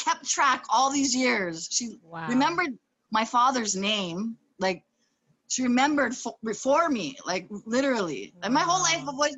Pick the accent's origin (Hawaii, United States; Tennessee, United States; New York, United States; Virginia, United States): Hawaii, United States; Born and raised in Hawaii as a foster child.